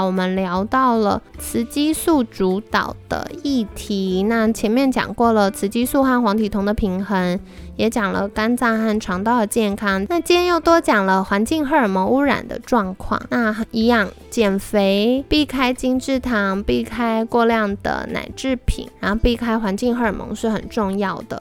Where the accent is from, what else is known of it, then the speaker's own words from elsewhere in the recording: Taiwan; 我们台湾人